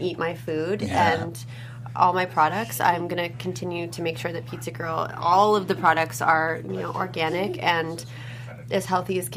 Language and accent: English; Los Angeles, California, United States; growing up in Los Angeles, it's a very health conscious place